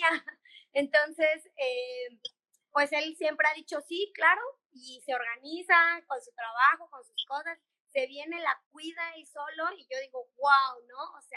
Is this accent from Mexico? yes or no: yes; Mexico; moved away as an adult; pero si México es hermoso y en mi país nunca voy a ser turista y tengo todo en mi país para salir adelante